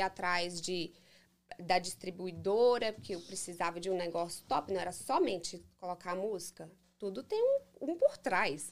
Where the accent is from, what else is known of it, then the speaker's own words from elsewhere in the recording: Framingham, Massachusetts, United States; Eu nasci aqui. Nasci, sou americana, Framingham, uhum. Massachusetts.